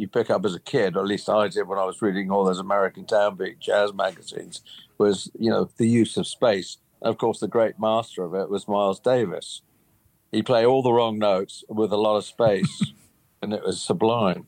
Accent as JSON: {"language": "English", "country": "United Kingdom", "tie": "born or raised there", "said": "I grew up in Britain"}